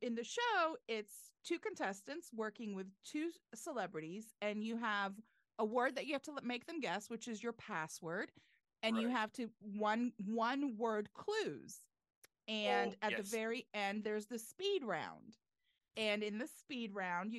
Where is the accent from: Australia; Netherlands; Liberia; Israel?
Israel; a suburb outside of Tel Aviv, Tel Aviv District; now in Atlanta, United States; I'm actually from right outside of Tel Aviv, in a suburb outside of Tel Aviv